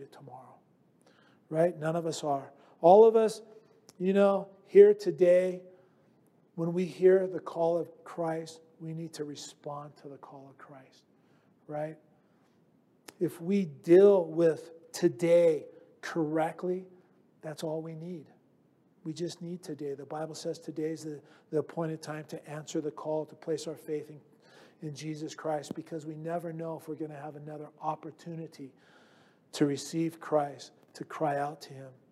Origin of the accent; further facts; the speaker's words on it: United States; I'm just an American.